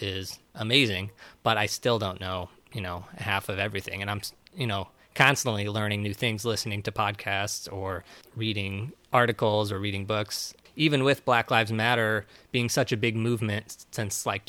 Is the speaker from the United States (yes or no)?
yes; Missouri, United States; I grew up in Missouri, all white, very white